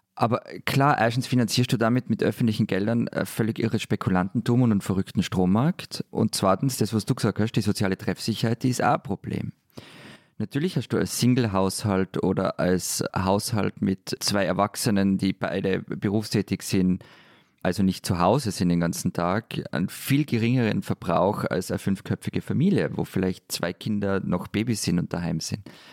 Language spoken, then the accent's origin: German; Vienna, Austria; bei uns in Wien